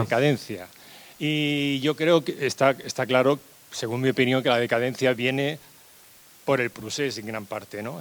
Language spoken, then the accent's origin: Spanish; Barcelona, Catalonia, Spain; moved away; yo soy nacido en Barcelona